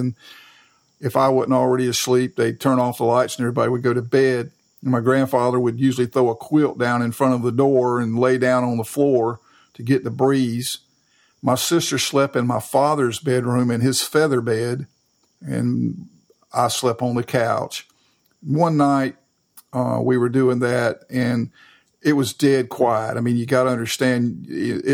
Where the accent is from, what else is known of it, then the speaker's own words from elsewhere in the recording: Raleigh, North Carolina, United States; I'm from Raleigh, and I went to school in Raleigh and grew up there